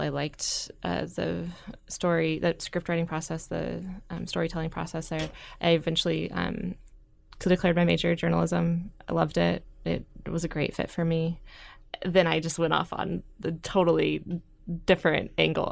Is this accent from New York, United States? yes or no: no; Gretna, Nebraska, United States; moved away as an adult; also born or lived in Washington State; I grew up in Gretna, uh, right outside of Omaha